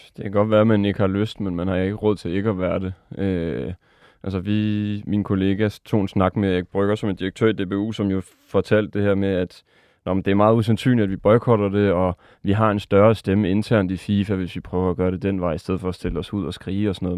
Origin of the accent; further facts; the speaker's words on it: France; moved away; mit andet land, Frankrig, hvor jeg er vokset op